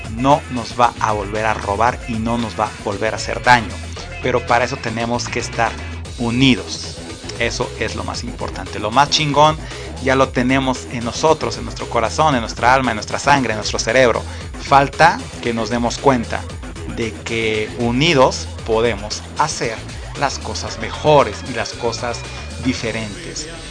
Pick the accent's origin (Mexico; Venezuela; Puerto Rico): Mexico; Esto no me define como mexicano